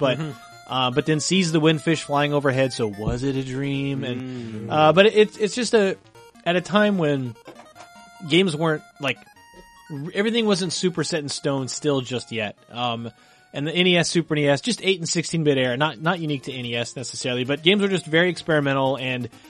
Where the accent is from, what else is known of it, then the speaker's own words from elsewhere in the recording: near Paducah, Kentucky, United States; As someone growing up near Paducah, Kentucky